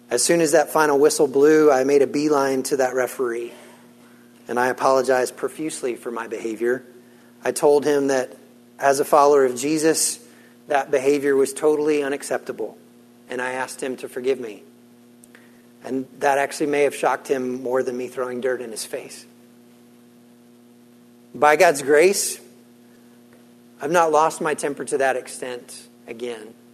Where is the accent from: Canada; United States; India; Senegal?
Senegal; Now, I grew up in West Africa. I grew up in the country of Senegal, which sits on the West African coast line, and my parents served as missionaries there.